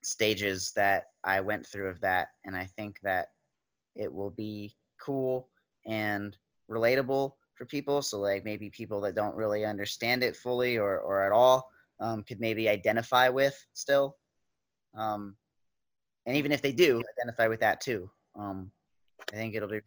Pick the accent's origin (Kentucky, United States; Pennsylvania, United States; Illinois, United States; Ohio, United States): Kentucky, United States; I'm from Kentucky.